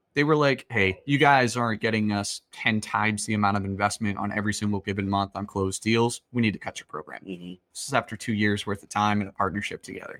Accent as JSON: {"language": "English", "town": "Boston", "region": "Massachusetts", "country": "United States", "said": "I'm from Boston"}